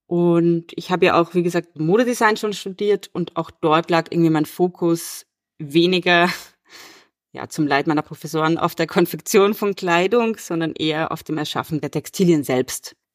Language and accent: German; Vienna, Austria; born there; Ich bin 1988 in Wien geboren und lebe und arbeite auch hier.